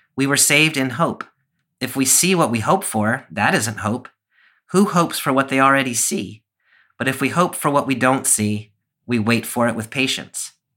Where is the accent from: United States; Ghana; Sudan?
United States; as an American Christian